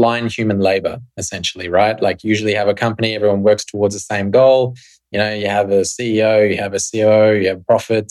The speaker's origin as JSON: {"language": "English", "country": "Australia", "tie": "born or raised there", "moved": "as an adult", "said": "I grew up in Australia in the 90s"}